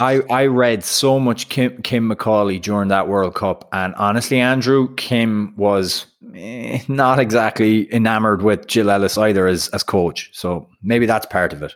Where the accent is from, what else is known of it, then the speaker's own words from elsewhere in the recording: Ireland; now in United States; being Irish